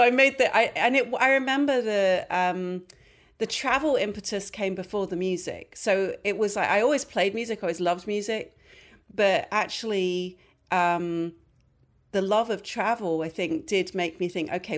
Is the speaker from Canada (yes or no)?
no; London, United Kingdom; now in New York, United States; Yes, I was. Yeah, I was born and raised in London.